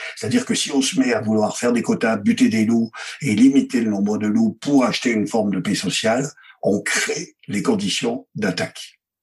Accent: Provence-Alpes-Côte d'Azur, France; je suis fils d'assureur. C'est-à-dire que ça connaît dans mon bled des Hautes-Alpes. Mon père était assureur

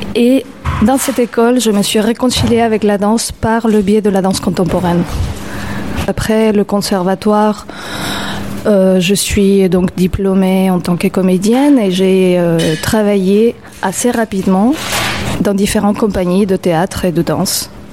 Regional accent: Mexico City, Mexico; French is a second language; moved away as an adult; now in Montreuil, France; quand j'étais petite à Mexico

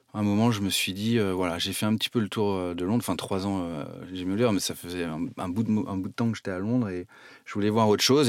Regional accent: Nantes, Pays de la Loire, France; also born or lived in Saumur; je suis nantais

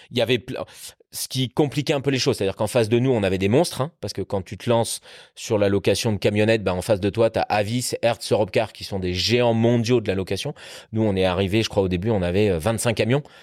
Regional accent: Normandy, France; J'ai grandi en partie en Normandie

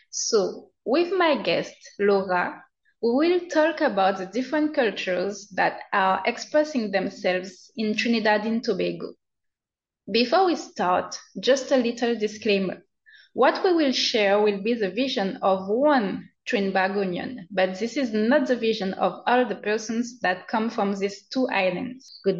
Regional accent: Guadeloupe; I'm originally from Guadeloupe.

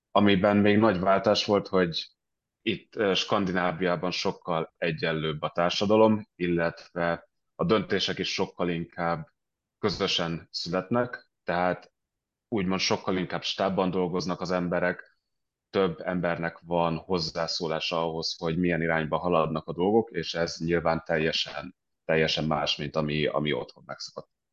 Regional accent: Budapest, Hungary; moved away as an adult; also born or lived in London / Denmark; now in Stockholm, Sweden; szinte egész életemben Budapesten éltem, előtte éltem Londonban

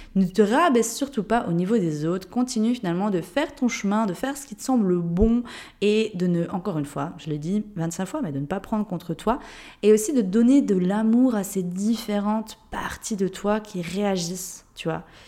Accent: Jura, Switzerland; accent: Jurassien; moved away; je viens d'un pays de Suisse. Je pense que tu l'as entendu avec mon accent. Il me semble que je le perds pas, mon accent jurassien

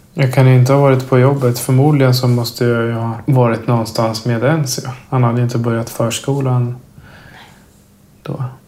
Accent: Östergötland, Sweden; now in Stockholm, Sweden; Uppvuxen i Östergötland

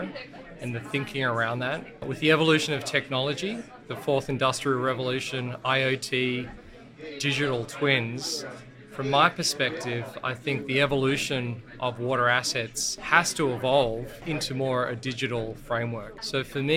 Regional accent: Australia; accent: Australian; I was born in Australia

